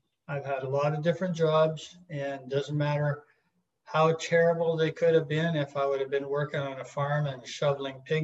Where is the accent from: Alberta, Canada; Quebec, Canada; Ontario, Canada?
Alberta, Canada; Peace River country, northern; moved away as an adult; We grew up in a small town and way up north in northern Alberta in the Peace River country